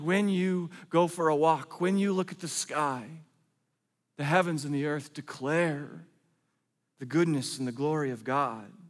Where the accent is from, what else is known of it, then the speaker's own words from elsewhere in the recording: Oregon, United States; I'm from Oregon